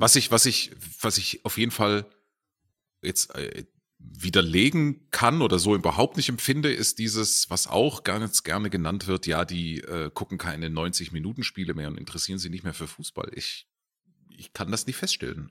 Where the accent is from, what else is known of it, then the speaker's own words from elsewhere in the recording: Herrenberg, Baden-Württemberg, Germany; now in Munich, Germany; also genauer gesagt komme ich aus Herrenberg